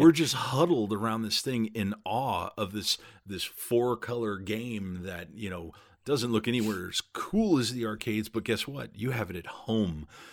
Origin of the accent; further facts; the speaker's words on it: Southern California, United States; I grew up in Southern California